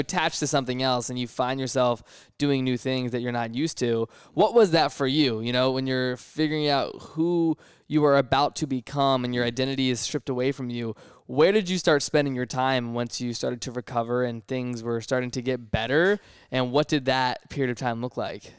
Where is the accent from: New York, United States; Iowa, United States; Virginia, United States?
Virginia, United States; we're both from Virginia.